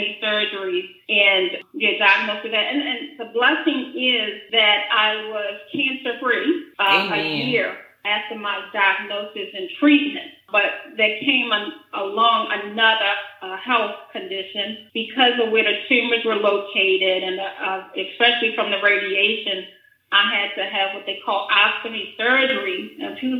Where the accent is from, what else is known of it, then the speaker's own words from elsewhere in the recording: Baltimore, Maryland, United States; I'm currently in Baltimore, Maryland. I was born and raised actually in Southwest Baltimore, not too far from Ravens Stadium